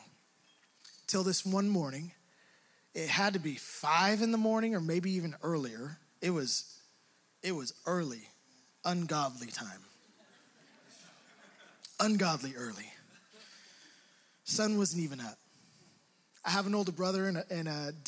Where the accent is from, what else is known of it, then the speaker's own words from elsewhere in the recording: Hayward, California, United States; growing up in Hayward, I felt like I had to be a tough guy